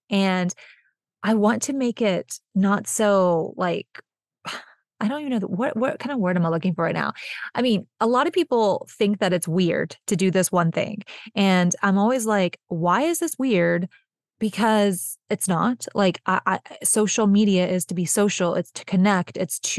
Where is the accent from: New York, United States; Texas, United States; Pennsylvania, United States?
Texas, United States; I'm originally from Texas. I grew up here. I've lived in a few different places, but I'm Texas born and raised.